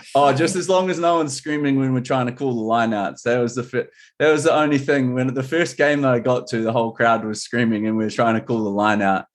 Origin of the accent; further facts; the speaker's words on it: New Zealand; now in Seattle, United States; I'm from New Zealand